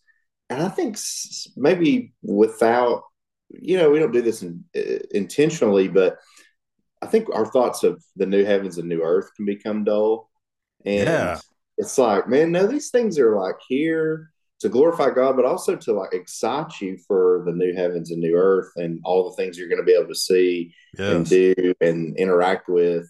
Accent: Chattanooga area, North Georgia, United States; now in Alabama, United States; I used to live in North Georgia in the Chattanooga area where there were mountains everywhere.

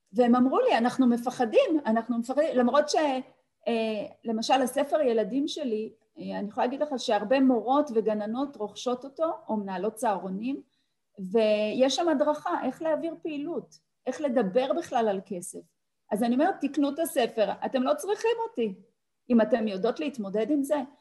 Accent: Tel Aviv, Tel Aviv District, Israel; אני באתי מבית וחוויתי מחסור, בית שלא היה בו הרבה, שכונה בדרום תל אביב

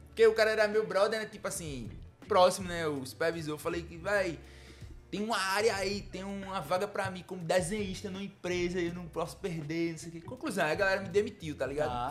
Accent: Jaboatão dos Guararapes, Pernambuco, Brazil; also born or lived in Ceará; lá no meu bairro eu sou de Marcos Freire

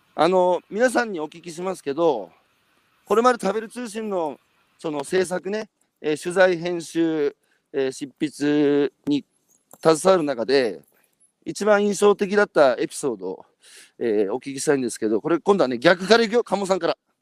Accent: Iwate, Japan; 僕は岩手県ですけど

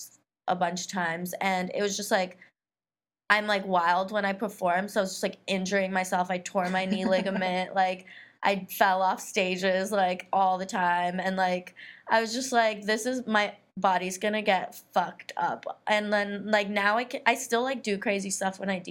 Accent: California, United States; moved away as an adult; also born or lived in Africa / Middle East / India; I grew up in California since I was 10 years old

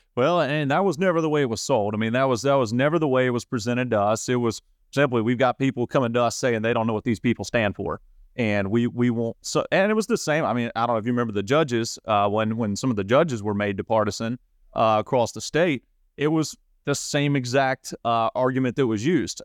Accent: Saluda, North Carolina, United States; I was born and raised in Saluda.

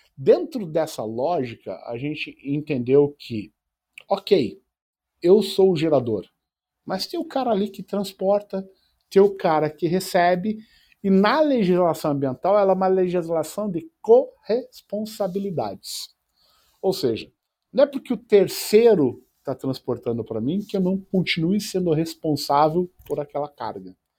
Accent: Curitiba, Paraná, Brazil; moved away as an adult; also born or lived in Tomar, Portugal; now in São Paulo, Brazil; como eu cresci em Curitiba

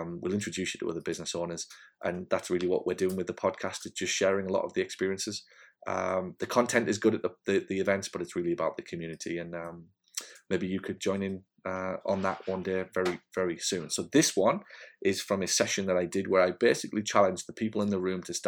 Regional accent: Hartlepool, North East England, United Kingdom; moved away; in Hartlepool, in my hometown.

